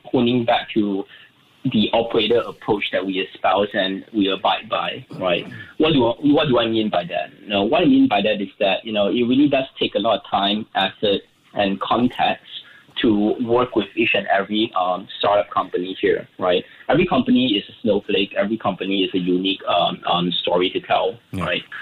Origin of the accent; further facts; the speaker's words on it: Singapore; technically we raised 21.88 million, being very Singaporean here.